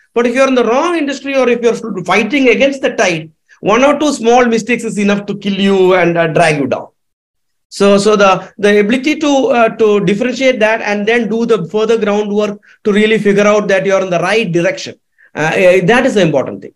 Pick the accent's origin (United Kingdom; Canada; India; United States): India; Kerala; Kerala, my home state